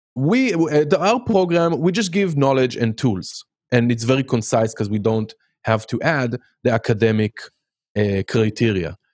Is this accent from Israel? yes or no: yes; Haifa, Haifa District, Israel; English is a second language; moved away as an adult; now in United States; I grew up in Haifa